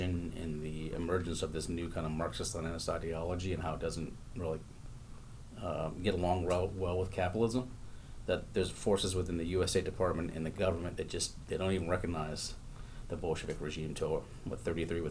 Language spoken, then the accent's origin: English; Northeast Ohio, United States; also born or lived in California; now in Kansas, United States; I grew up spending summers in California, despite the fact that I'm from Northeast Ohio